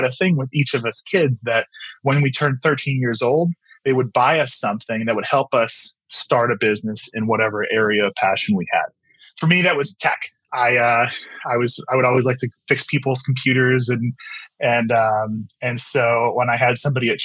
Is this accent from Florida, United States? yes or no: no; Wheaton, Illinois, United States; I'm here in our offices based in the Chicagoland area. I grew up here out in the Western suburbs